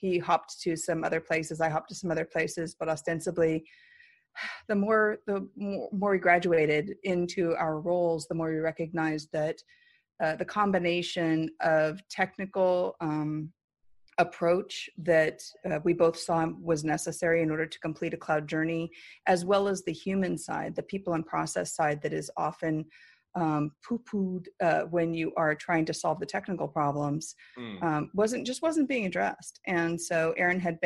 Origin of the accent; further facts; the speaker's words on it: San Diego, California, United States; also born or lived in Hawaii; I grew up in San Diego